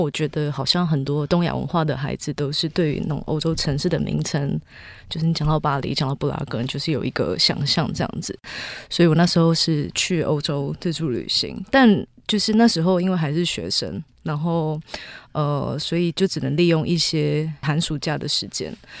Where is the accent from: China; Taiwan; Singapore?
Taiwan; 我从小在新庄长大， 我的生活环境就是一个大城市